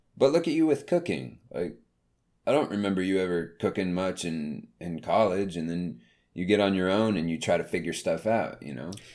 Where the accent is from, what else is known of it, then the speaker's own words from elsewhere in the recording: the South, United States; growing up in the South